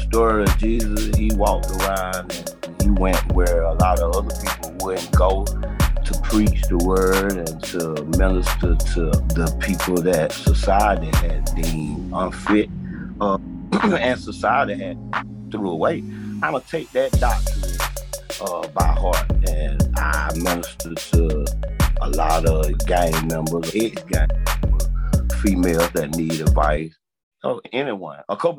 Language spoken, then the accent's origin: English; Macon, Georgia, United States; I'm 42. I'm from Macon, Georgia.